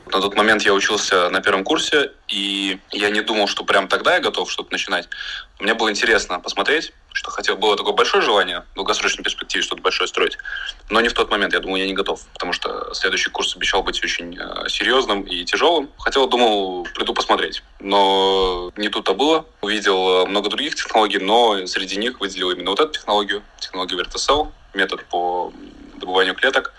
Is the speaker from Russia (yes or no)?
no; Latvia; мы все из Латвии